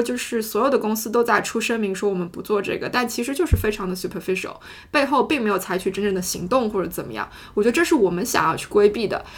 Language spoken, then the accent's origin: Chinese; China; moved away; 我是中国人